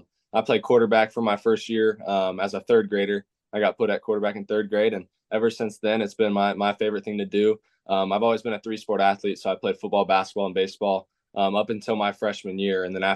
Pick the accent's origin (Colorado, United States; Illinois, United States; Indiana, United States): Indiana, United States; You know, growing up in Indiana, basketball is a big thing, and going to all the high school basketball games and stuff were great.